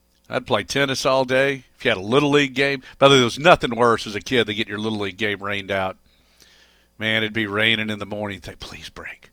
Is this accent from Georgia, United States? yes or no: yes; Georgia, United States; growing up in Georgia